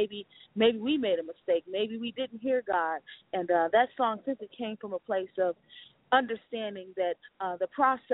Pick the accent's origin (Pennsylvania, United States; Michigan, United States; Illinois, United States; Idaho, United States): Michigan, United States; Detroit; I'm just a sincere young lady out of Detroit, Michigan